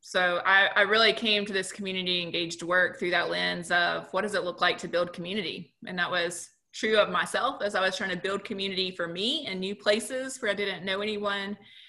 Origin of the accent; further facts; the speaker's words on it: North Carolina, United States; also born or lived in Texas; now in Oxford, United States; I lived in Texas for a number of years. And then prior to that, I am a Carolina girl at heart. So I grew up in North Carolina and spent a lot of time in South Carolina as well. I claim many places home.